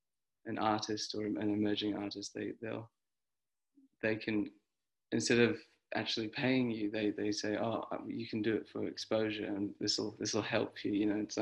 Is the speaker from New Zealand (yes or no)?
yes; New Zealand; now in Australia; No, I mean it's been tricky because I am not an Australian citizen.